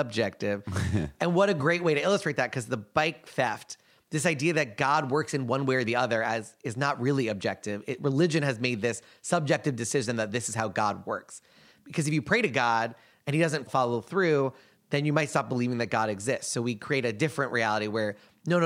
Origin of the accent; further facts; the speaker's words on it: United States; being an American